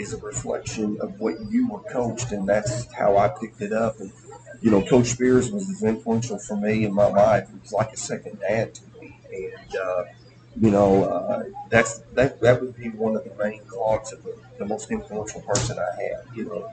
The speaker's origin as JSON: {"language": "English", "town": "Sikeston", "region": "Missouri", "country": "United States", "said": "I'm from Southeast Missouri, from Sykeston, Missouri"}